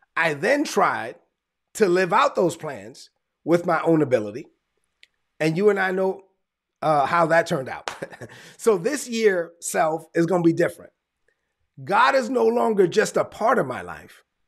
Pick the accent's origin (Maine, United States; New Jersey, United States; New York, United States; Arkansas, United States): New York, United States; New York City; I'm Dominican, I'm from New York, and I let everybody know I'm from Brooklyn